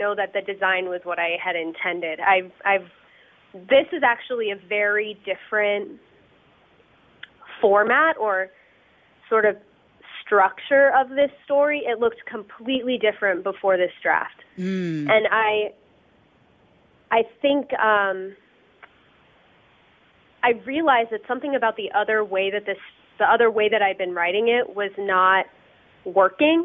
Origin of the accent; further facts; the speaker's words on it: Denver, Colorado, United States; also born or lived in Cincinnati / Boulder; I grew up in Denver